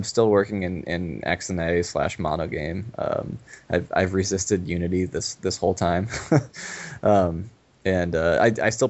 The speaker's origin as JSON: {"language": "English", "region": "New York", "country": "United States", "tie": "born or raised there", "moved": "as an adult", "lives_now": "Pacific Northwest, United States", "said": "we grew up in New York"}